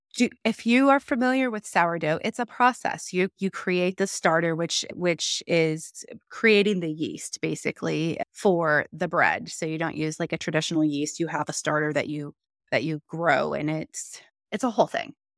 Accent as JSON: {"language": "English", "region": "Missouri", "country": "United States", "tie": "born or raised there", "moved": "yes", "lives_now": "Texas, United States", "said": "I grew up in Missouri"}